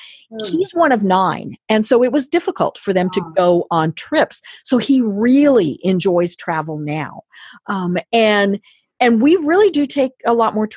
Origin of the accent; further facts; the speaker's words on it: Colorado, United States; I'm from Colorado